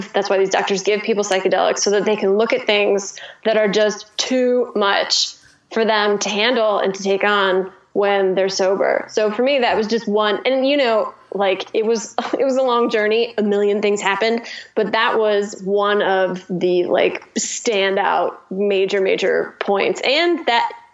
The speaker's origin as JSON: {"language": "English", "region": "Midwest", "country": "United States", "said": "I'm from the Midwest"}